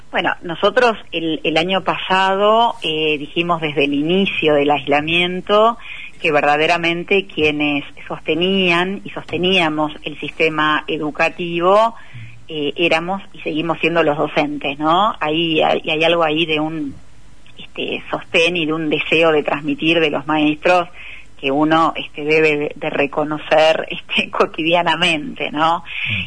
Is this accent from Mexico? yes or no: no; Argentina; nuestros resultados como pueblo argentino